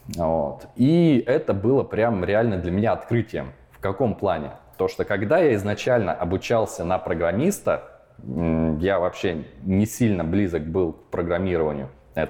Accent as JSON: {"language": "Russian", "town": "Kursk", "region": "Kursk Oblast", "country": "Russia", "tie": "born or raised there", "also_born_or_lived": "Perm / Kyiv", "moved": "as an adult", "lives_now": "Prague, Czech Republic", "said": "В 4 года я переехал из э, Перми в Курск. И именно Курск можно считать мой родной город. Там я прожил большинство своей жизни"}